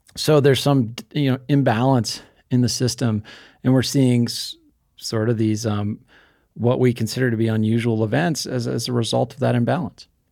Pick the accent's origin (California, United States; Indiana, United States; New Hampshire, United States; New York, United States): New Hampshire, United States; I grew up in New Hampshire